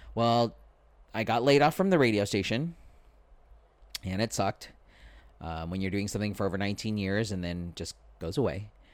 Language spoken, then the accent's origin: English; San Diego, California, United States; I am a former radio personality here in San Diego. Born and raised, uh, i, It is my hometown